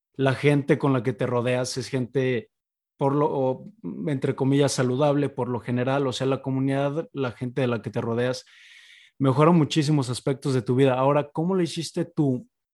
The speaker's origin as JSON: {"language": "Spanish", "country": "Mexico", "said": "uno como, como mexicano"}